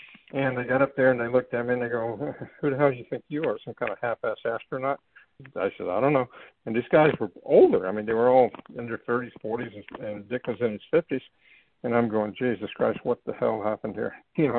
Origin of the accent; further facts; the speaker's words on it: Fort Lauderdale, Florida, United States; also born or lived in Sarasota; Well, when I was growing up in Fort Lauderdale